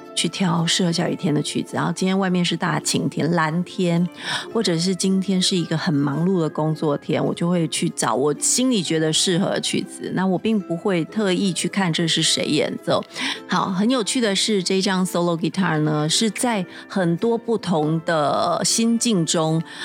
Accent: Taiwan; 在我们台湾这边

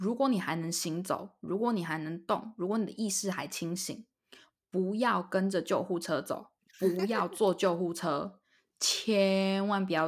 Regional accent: Taiwan; moved away; 身为台湾人

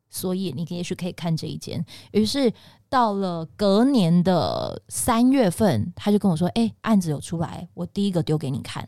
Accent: Pingtung County, Taiwan; 我是屏东人

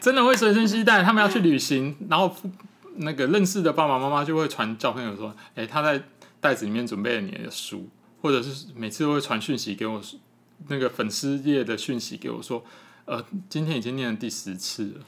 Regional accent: Taipei, Taiwan; moved away as an adult; now in Yilan, Taiwan; 那我自己从小就在那个北投那个区域长大

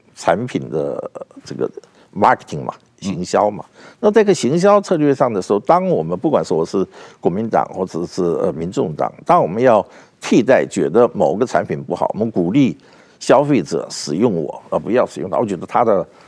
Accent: South Korea; now in Taiwan; 我在韩国出生长大，所以有很多韩国会朋友会常常来台湾

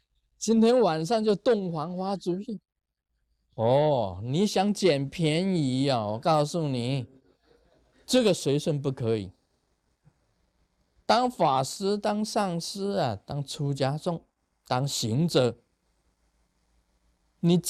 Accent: China; 所以我们中国人讲一句话：客随主便。

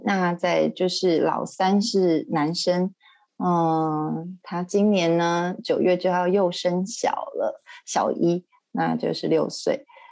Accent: Taiwan; moved away as an adult; now in Shanghai, China; 我是台湾人嘛，那我先生也是

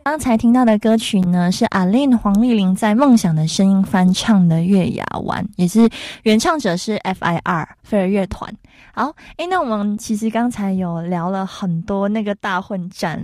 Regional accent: Malaysia; now in Taiwan; 我们马来西亚人就是真的会，哎，青菜啦

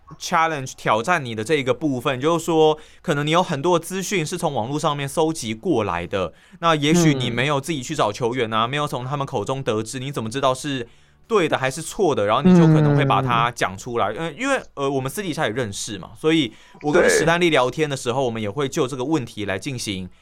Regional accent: Tainan, Taiwan; 可是我觉得，身为台南人喜欢失眠，我觉得也是很自然的一件事情。

